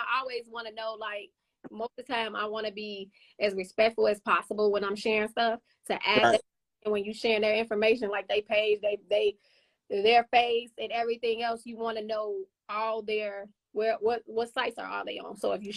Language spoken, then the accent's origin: English; Chicago, Illinois, United States; now in Indiana, United States; growing up in Chicago in different places